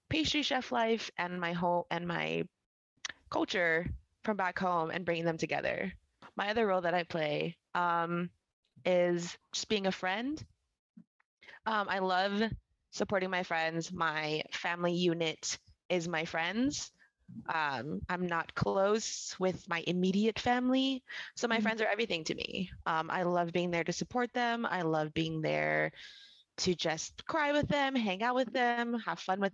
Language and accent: English; Big Island, Hawaii, United States; moved away as an adult; also born or lived in California; now in Southern California, United States; I was born and raised in Hawaii on the Big Island. I moved here to California about 8 years ago